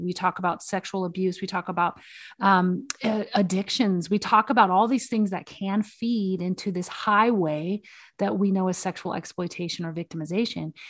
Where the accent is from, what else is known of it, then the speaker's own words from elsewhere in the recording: the South, United States; moved away; I'm from the South originally